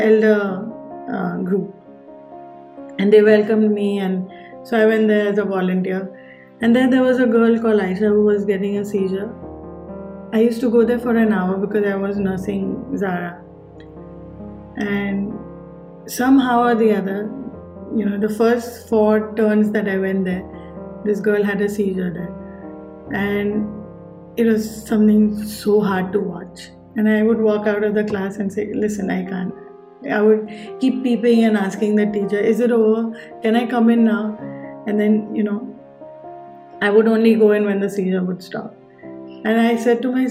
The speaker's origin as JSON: {"language": "English", "town": "Mumbai", "region": "Maharashtra", "country": "India", "tie": "born or raised there", "said": "when I was growing up in Bombay"}